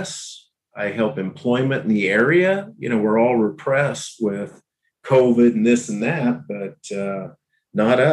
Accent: Abilene, Kansas, United States; moved away as an adult; also born or lived in Minnesota; Abilene, in 2016. Bought a house a block away from my mom and sister. My boyhood home, you know, was a block away.

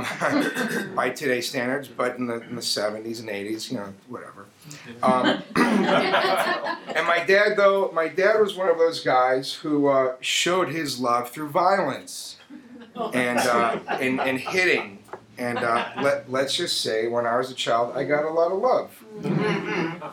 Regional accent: Chicago, Illinois, United States; I grew up in Chicago

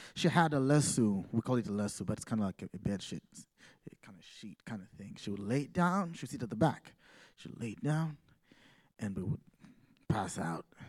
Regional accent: Uganda; moved away as an adult; now in Massachusetts, United States; I come from Uganda

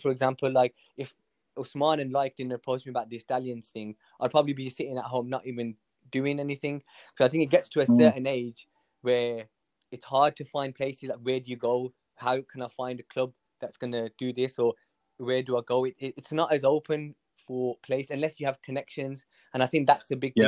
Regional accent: Birmingham, West Midlands, United Kingdom; I'm from Hall Green

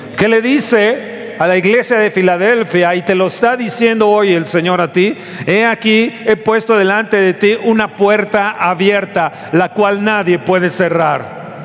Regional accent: Mexico; somos los mexicanos

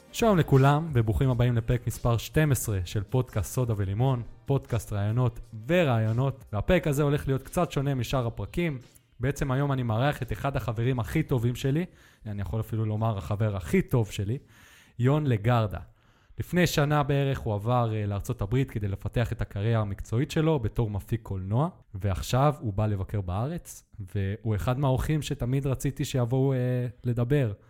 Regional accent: Netanya, Israel; also born or lived in Colombia; ידעתי רק ספרדית, כי גם אני חזרתי לארץ מקולומביה. גרתי כמה שנים שם

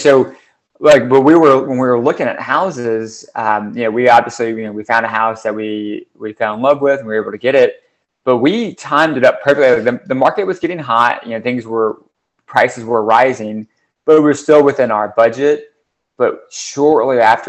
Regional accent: Ohio, United States; moved away; my hometown, I grew up in a suburb in Ohio

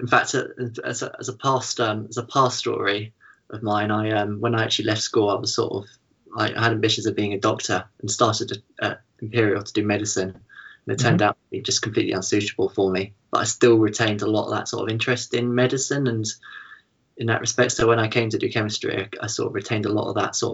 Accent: Findon, South East England, United Kingdom; I was born in a little village called Findon, so it's about half an hour east of Chichester

